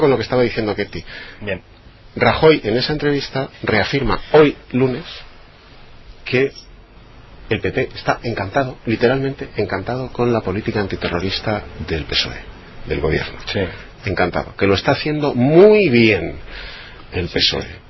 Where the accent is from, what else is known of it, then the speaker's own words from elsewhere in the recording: Navarre, Spain; mi tierra